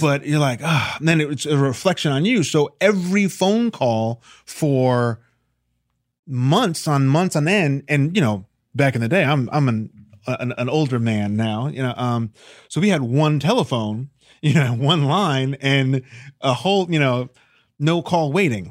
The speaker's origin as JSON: {"language": "English", "town": "Chappaqua", "region": "New York", "country": "United States", "also_born_or_lived": "Millwood, New York", "said": "I'm from Chappaqua, New York, Millwood, New York"}